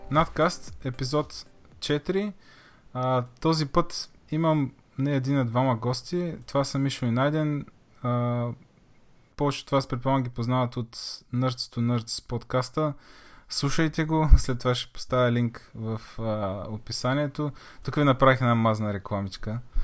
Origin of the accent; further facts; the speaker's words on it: Targovishte, Targovishte Province, Bulgaria; moved away as an adult; now in Varna, Bulgaria; съм от Търговище, всъщност аз там съм родил, съм живял при 18 години